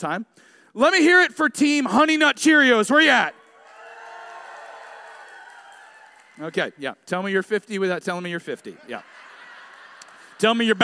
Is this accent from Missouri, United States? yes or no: no; Tulsa, Oklahoma, United States; moved away as an adult; now in Dallas, United States; I grew up here in Tulsa.